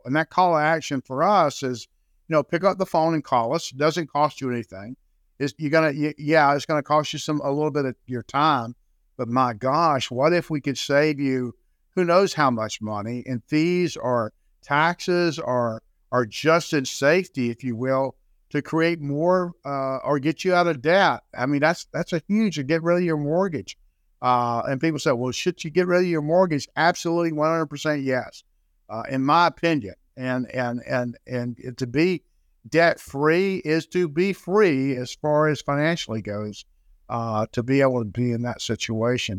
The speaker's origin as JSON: {"language": "English", "town": "Jacksonville", "region": "Florida", "country": "United States", "tie": "born or raised there", "said": "I'm born and raised in Florida, uh, born and raised in Jacksonville, Florida"}